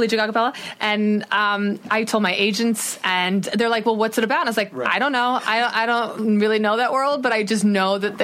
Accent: Midwest, United States; I'm from the Midwest

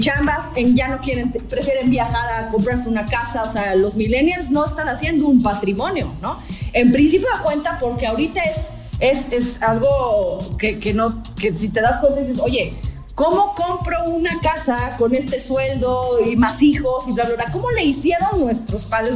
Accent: Puebla, Mexico; also born or lived in Playa del Carmen / Tulum

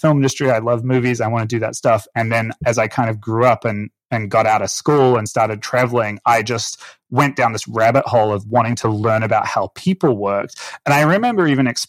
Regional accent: Auckland, New Zealand; moved away; where I grew up in Auckland, New Zealand

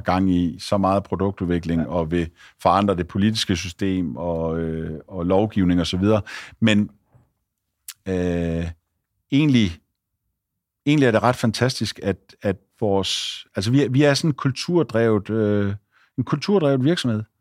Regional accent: Esbjerg/Ribe area, Southern Denmark, Denmark; Esbjerg, Ribe og uh, ude på, uh, hvor jeg kommer fra

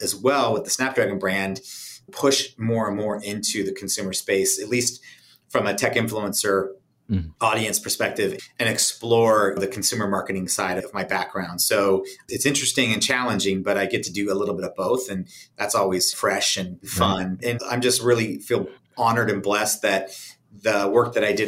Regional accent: San Diego, California, United States; moved away as an adult; I was born and raised in San Diego and came back in 1997 and really enjoy living here

